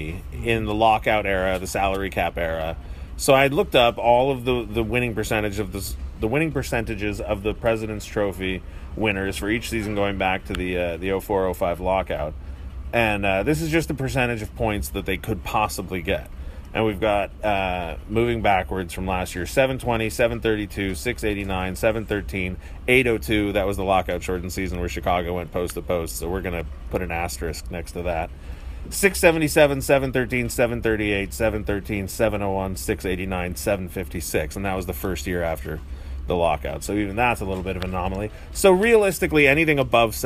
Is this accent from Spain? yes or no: no; Canada; I'm Canadian by birth